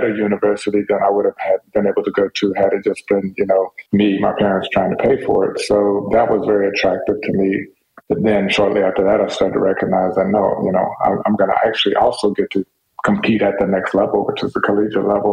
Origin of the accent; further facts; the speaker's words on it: Dallas, Texas, United States; my parents moved to Dallas after they got married. And that's where they raised us